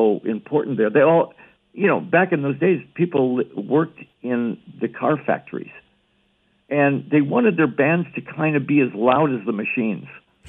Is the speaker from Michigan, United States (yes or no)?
yes; Detroit, Michigan, United States; I was born in Detroit